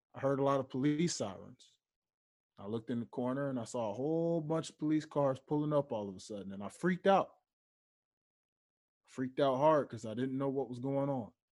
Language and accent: English; Memphis, Tennessee, United States; moved away; back home in my hometown of Memphis, Tennessee